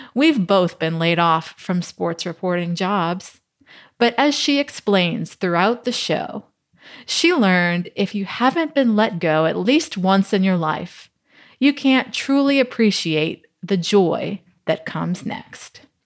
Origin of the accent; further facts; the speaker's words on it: New Orleans, Louisiana, United States; growing up in New Orleans, yeah, obviously food was a part of our, our life